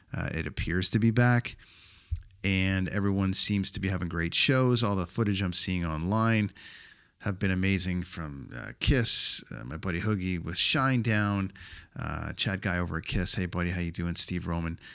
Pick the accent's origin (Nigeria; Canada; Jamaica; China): Canada; my home country of Canada